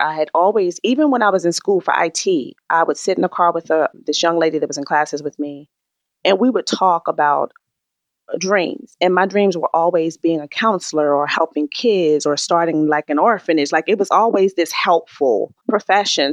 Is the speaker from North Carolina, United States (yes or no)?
yes; Raleigh, North Carolina, United States; moved away; also born or lived in Maryland; I was born in Raleigh, North Carolina.